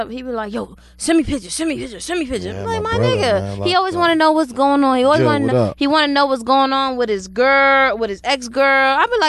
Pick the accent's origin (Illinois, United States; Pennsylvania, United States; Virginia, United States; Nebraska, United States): Virginia, United States; Hampton; I'm from Hampton.